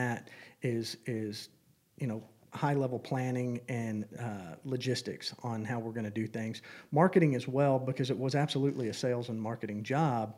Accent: North Texas, United States; moved away as an adult; now in San Antonio, United States; I grew up in North Texas and went to school at Baylor

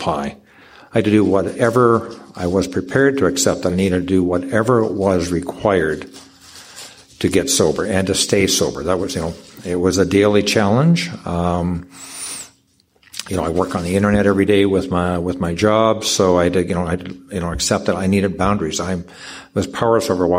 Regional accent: Canada; I'm from Canada

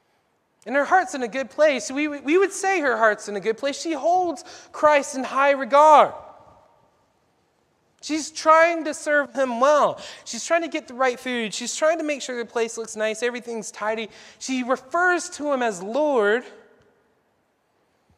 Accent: the South, United States; You know, I grew up in the South. Mom always asked me to help clean when guests were coming over

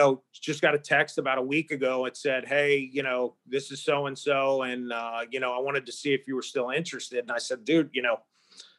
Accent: Maryland, United States; moved away; Maryland is my, you know, my home state

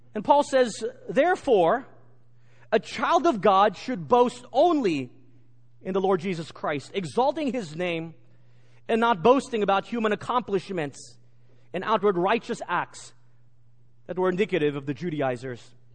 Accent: Texas, United States; Growing up in Texas, I'm a proud Texan

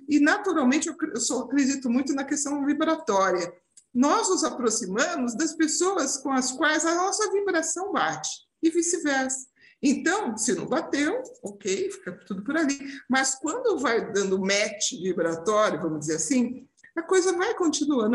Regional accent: Brazil; moved away as an adult; now in Portugal; somos, somos brasileiros

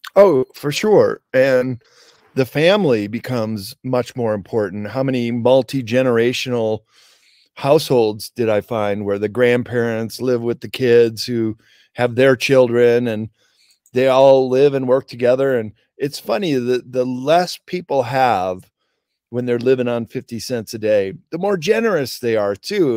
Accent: suburbs of Chicago, Midwest, Illinois, United States; moved away as an adult; also born or lived in Japan; growing up in the Midwest, uh, suburbs of Chicago

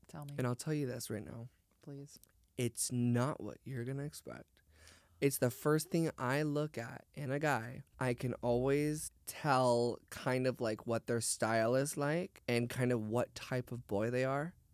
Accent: San Diego, California, United States; because I'm from San Diego, so I never really thought it was a problem.

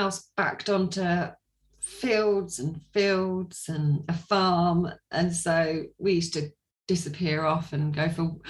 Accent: Sussex, South East England, United Kingdom; I am from Sussex in England. I was born in Sussex. I'm still in Sussex.

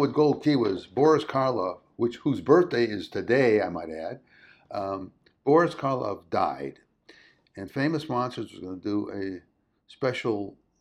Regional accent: Chicago, Illinois, United States; now in California, United States; I moved to California, and I grew up in Chicago

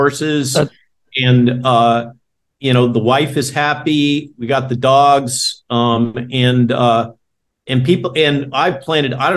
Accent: California, United States; now in Virginia, United States; I grew up in California

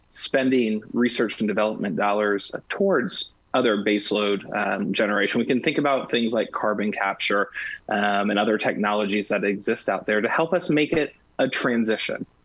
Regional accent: United States; one of the, the, the, greatest things about being an American is our ability to innovate

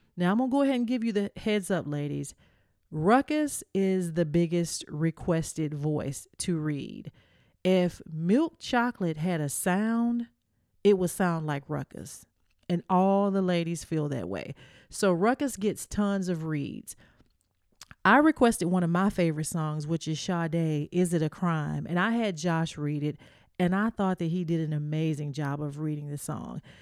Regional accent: the South, United States; I'm from the South. We just big down here.

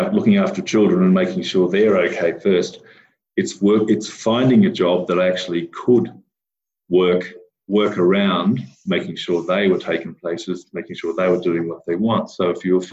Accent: Armidale, New South Wales, Australia; moved away; I grew up in Armidale, which had a university town, and everybody there seemed to go on sabbatical leave

